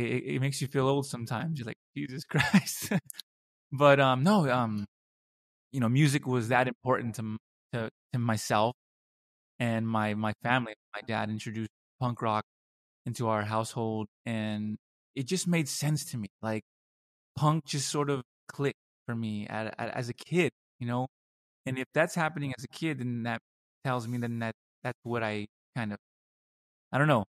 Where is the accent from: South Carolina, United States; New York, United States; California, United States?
California, United States; Los Angeles; moved away as an adult; now in Munich, Germany; I grew up in Los Angeles in a suburb of LA in a predominantly working